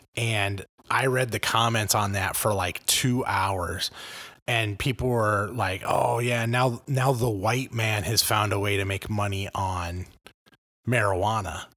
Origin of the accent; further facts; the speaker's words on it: Los Angeles, California, United States; now in Illinois, United States; I grew up in Los Angeles in the eighties and nineties.